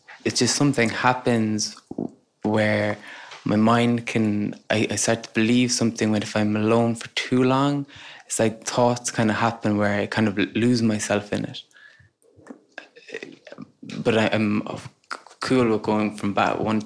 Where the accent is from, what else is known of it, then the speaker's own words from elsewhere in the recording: Cork, Munster, Ireland; I'm from Cork